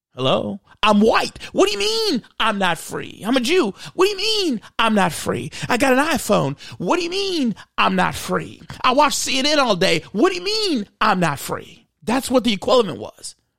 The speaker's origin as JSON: {"language": "English", "country": "United States", "said": "I'm Black American."}